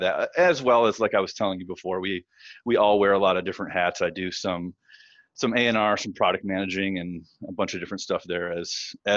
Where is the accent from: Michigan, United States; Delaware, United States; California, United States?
Michigan, United States; Northern; moved away as an adult; also born or lived in Detroit, Michigan / Ypsilanti, Michigan; I'm from Northern Michigan. I started playing in local bands, as a teenager. I graduated high school in 1999 and immediately moved from the small town I was in Northern Michigan to Detroit